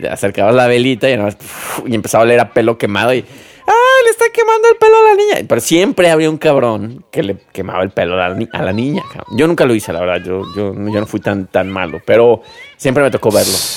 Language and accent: Spanish; Mexico; soy mexicano